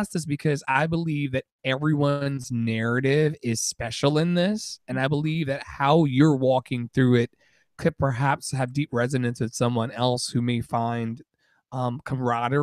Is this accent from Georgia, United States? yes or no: no; Richmond, Virginia, United States; from Richmond, Virginia, which is my hometown